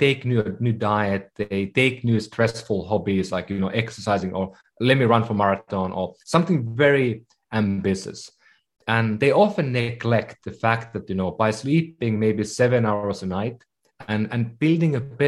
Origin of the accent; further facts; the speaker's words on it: Finland; moved away as an adult; also born or lived in Bay Area, United States; now in San Francisco Bay Area, United States; I come from Finland originally, so been living in the Bay Area for about 15 years